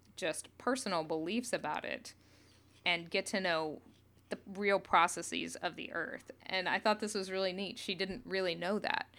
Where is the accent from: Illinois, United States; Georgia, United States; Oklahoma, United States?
Oklahoma, United States; Northeast; I grew up in Northeast Oklahoma